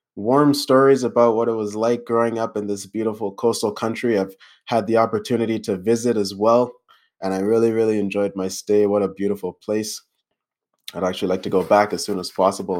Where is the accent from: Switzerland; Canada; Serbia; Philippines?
Canada; while I was born in Canada, both of my parents are actually from Ghana